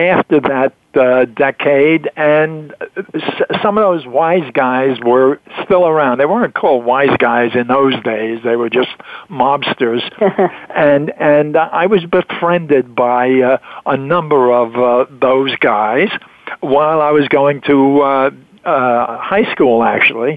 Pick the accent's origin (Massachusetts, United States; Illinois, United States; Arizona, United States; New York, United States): New York, United States; New York City; in Brooklyn, New York.